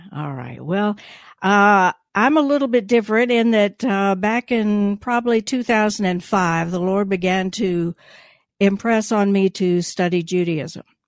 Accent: Gainesville, Georgia, United States; born in Gainesville, so I'm a North Georgia

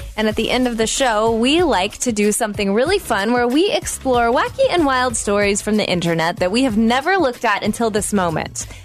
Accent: the South, United States; growing up in the South

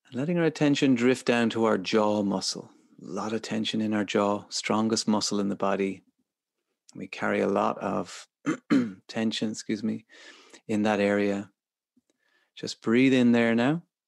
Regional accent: Ireland; as Irish people

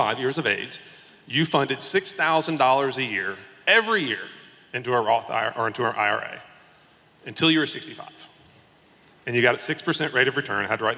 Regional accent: South Carolina, United States; I'm from South Carolina

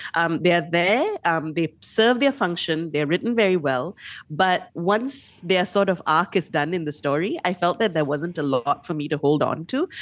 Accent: Malaysia; being a Malaysian reader, reading Malaysian stories

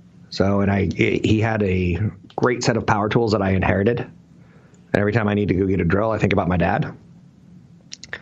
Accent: Minnesota, United States; I'm from Minnesota

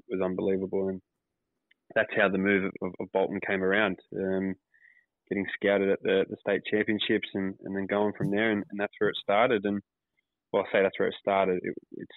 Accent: Sydney, New South Wales, Australia; also born or lived in Auburn, Sydney / Kings Park, Sydney; I was born in Auburn, but we quickly moved over to the west of Sydney, place called Kings Park, roughly when I was about one or two, and then found a proper home in Kings Langley

